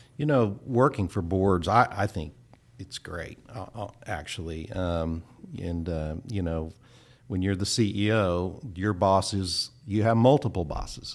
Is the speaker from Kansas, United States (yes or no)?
yes; Kansas, United States; moved away as an adult; also born or lived in Oklahoma; I grew up in Kansas, went to Kansas State